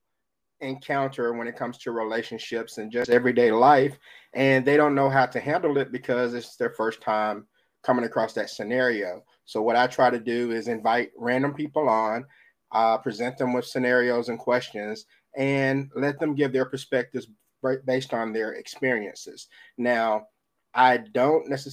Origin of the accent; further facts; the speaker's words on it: Jackson, Mississippi, United States; I am from Jackson, Mississippi